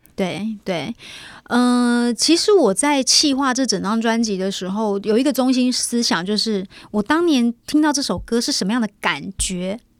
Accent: Kaohsiung, Taiwan; now in Taipei, Taiwan; 回到高雄，因为毕竟在高雄长大，然后虽然说现在在台北也住了那么久

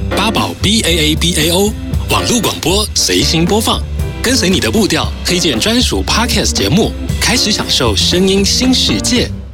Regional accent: Chiayi County, Taiwan; moved away; also born or lived in Tainan; 我是真的是南部人。台南人。台南，呃，我， 呃，我在嘉义县长大

